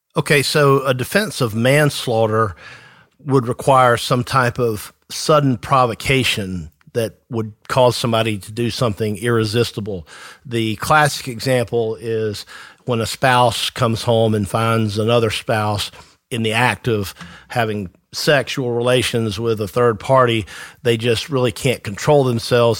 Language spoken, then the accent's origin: English; Tifton, Georgia, United States; I am from Tifton myself, the South Georgia area